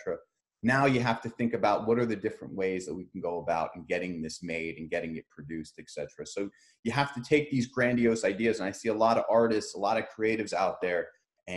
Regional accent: Edison, New Jersey, United States; I'm from Edison, New Jersey

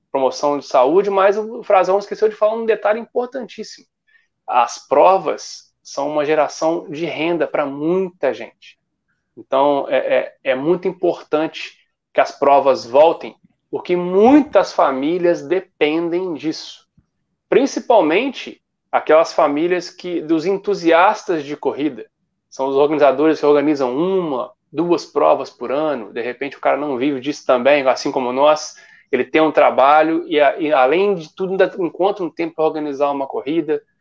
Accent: Cataguases, Minas Gerais, Brazil; now in Rio de Janeiro, Brazil; sou mineiro de Cataguases, do interior, e não sou nascido e criado no Rio, moro no Rio a trabalho

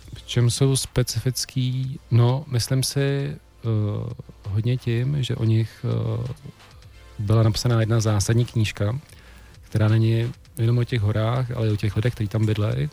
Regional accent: Jablonec nad Nisou, Liberec Region, Czechia; moved away as an adult; also born or lived in Serbia / Prague; já jsem z Jablonce

